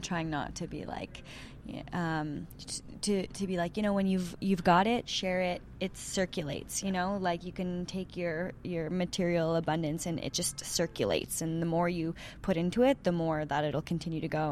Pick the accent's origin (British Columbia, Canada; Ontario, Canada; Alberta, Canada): Ontario, Canada; Sudbury; and I'm from Sudbury